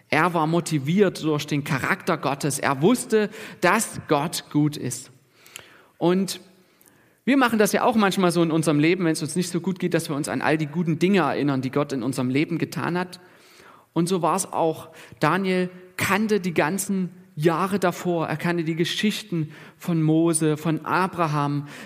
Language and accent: German; Germany; Und, und wir als Deutsche, wir sind ja auch so ein bisschen sicherheitsbewusst ne, und bedürftig.